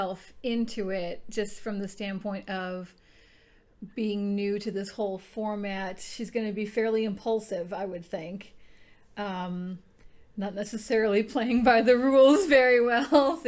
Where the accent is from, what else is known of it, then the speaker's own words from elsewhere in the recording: Midwest, United States; I grew up in the Midwest, so get ready for a lot of nasal tones and accents